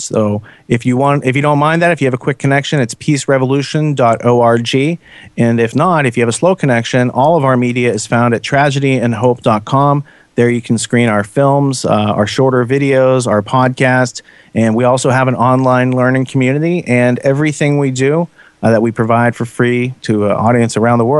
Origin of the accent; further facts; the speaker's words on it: United States; as an American